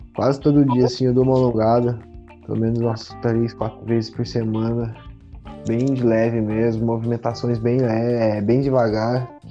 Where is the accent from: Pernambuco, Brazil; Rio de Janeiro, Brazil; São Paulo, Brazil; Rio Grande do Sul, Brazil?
São Paulo, Brazil; Guaratinguetá; now in Santa Catarina, Brazil; natural aí de Guaratinguetá, São Paulo